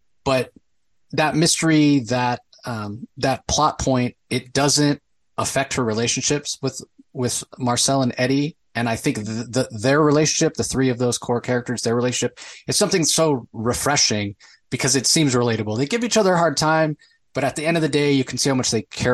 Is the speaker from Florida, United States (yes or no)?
yes; Tampa, Florida, United States; I grew up in Tampa, so it's not exactly a white Christmas kind of thing